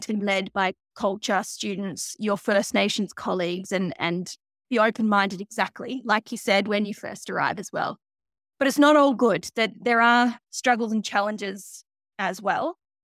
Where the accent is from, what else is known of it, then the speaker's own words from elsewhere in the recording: Geelong, Victoria, Australia; moved away as an adult; also born or lived in Northern Rivers, New South Wales / Melbourne / Halls Creek; So, I was born on Wollongong country down Geelong, and I was raised down there on the Surf Coast and Bunjalung country up in Northern Rivers.